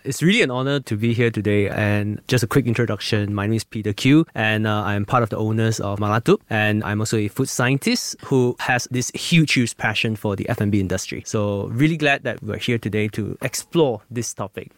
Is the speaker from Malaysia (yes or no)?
yes; Malaysia; as a Malaysian that I grew up here